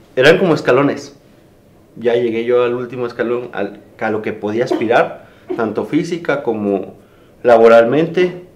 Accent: Mexico

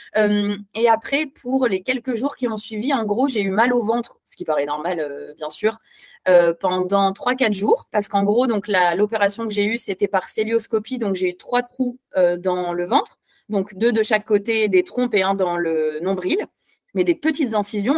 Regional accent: France; now in Belgium; je suis française, mais j'habite en Belgique

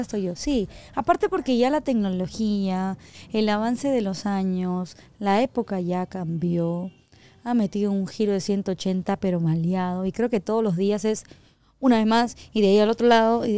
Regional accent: Peru; soy peruana

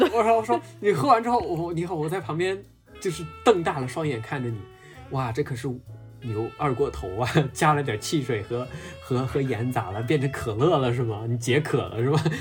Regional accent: southern China, China; 我作为一个南方人

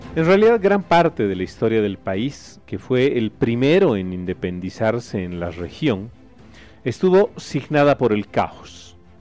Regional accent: Bolivia

